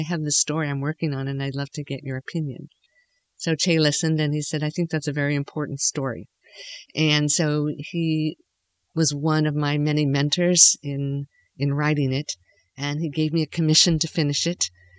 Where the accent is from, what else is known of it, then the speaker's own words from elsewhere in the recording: Watsonville, California, United States; growing up in Watsonville in a Japanese American farming family.